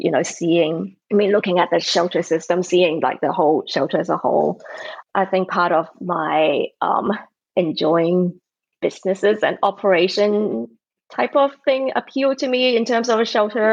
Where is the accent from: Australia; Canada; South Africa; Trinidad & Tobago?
Australia; Sydney, New South Wales; moved away; I grew up in Australia, Sydney, Australia